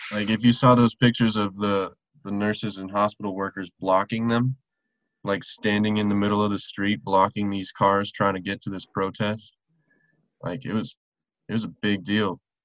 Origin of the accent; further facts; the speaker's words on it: Silverthorne, Colorado, United States; moved away; my hometown, like Silverthorne, Breckenridge area